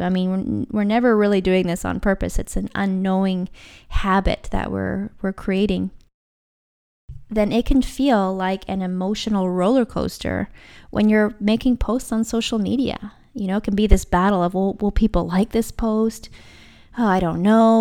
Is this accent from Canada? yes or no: yes; Vancouver Island, British Columbia, Canada; I'm from Vancouver Island. That's where I was living at the time.